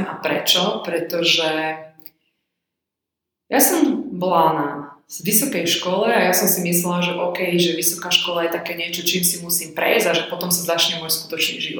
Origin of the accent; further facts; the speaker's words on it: Banská Štiavnica, Banská Bystrica Region, Slovakia; Ja som z Banskej Štiavnice, kto pozná Slovensko a Stredné Slovensko, tak väčšina ľudí pozná Banskú Štiavnicu, takže ja mám iba krásne spomienky na detstvo, lebo poprvé vyrastať v tomto meste je super